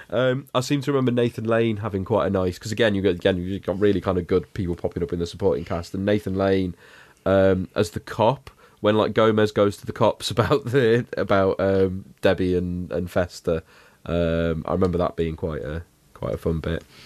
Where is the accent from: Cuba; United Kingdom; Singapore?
United Kingdom; for us kind of British kids watching it growing up